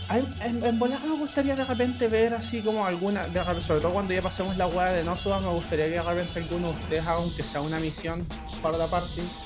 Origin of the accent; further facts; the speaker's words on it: Santiago, Santiago Metropolitan Region, Chile; Chile, todos somos de Santiago, todos ubicamos los sectores y nos movemos por ahí